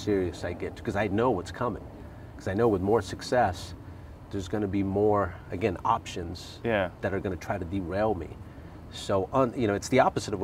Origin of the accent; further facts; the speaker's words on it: Huntington Park, California, United States; I grew up in Huntington Park, Southeast LA, and I lived in a three-bedroom apartment